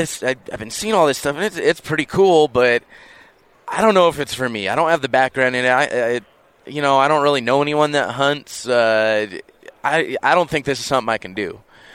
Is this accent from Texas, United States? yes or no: no; Los Angeles, California, United States; moved away; I'm from Los Angeles originally